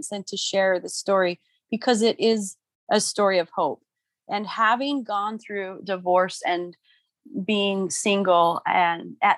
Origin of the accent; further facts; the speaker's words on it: St. George, Utah, United States; also born or lived in Spain / Hawaii / Provo, Utah; I was born and raised in St. George, Utah